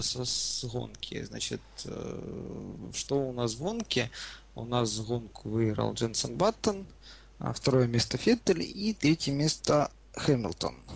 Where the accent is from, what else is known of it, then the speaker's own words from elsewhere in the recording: Ukraine; мы с вами из Украины